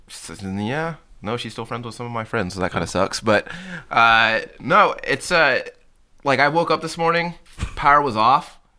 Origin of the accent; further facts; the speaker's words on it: Texas, United States; as a Texan